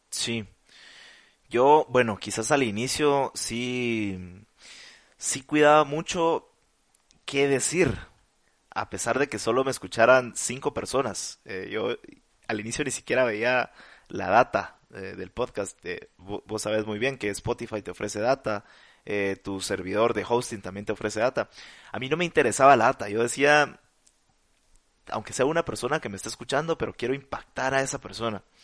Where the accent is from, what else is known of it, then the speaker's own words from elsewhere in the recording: Mexico; como Marcel, como otros mexicanos.